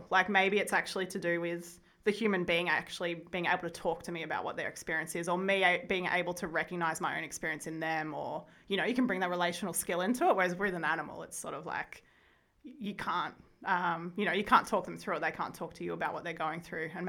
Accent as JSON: {"language": "English", "town": "Wodonga", "region": "Victoria", "country": "Australia", "tie": "born or raised there", "said": "So I was born in the Wodonga Hospital. Grew up in that area all the time."}